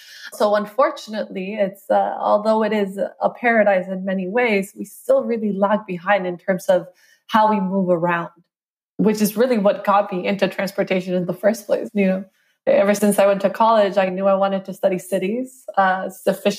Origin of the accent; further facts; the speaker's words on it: Costa Rica; I'm from Costa Rica. That's where I grew up